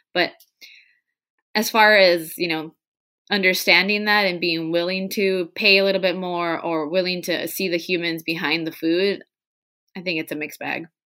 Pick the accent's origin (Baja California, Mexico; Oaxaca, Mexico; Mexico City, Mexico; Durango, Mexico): Baja California, Mexico; Tijuana; English is a second language; now in San Diego, United States; When we were growing up in Tijuana, we were learning English the same time my parents, my mom was.